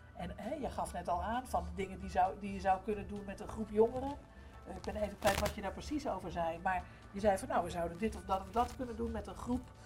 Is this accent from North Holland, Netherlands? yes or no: yes; Amsterdam, North Holland, Netherlands; ik kom uit Amsterdam, daar, ben ik zelf geboren en opgegroeid